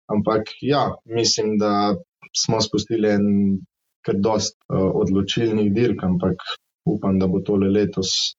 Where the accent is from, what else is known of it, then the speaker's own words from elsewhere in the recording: Mozirje, Savinja, Slovenia; prihajam iz Mozirja.